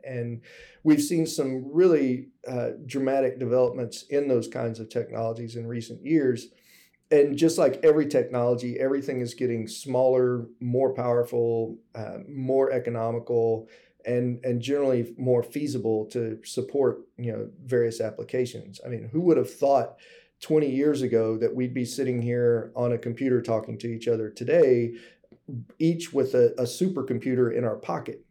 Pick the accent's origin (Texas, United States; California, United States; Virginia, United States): Texas, United States; Gulf Coast of; moved away as an adult; also born or lived in Alaska / South Pacific; growing up on the Gulf Coast of, of Texas